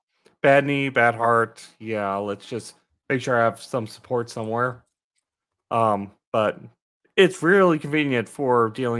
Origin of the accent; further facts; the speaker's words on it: Colorado, United States; born there; now in Atlanta, United States; I was born really in Colorado. I know what mountains are.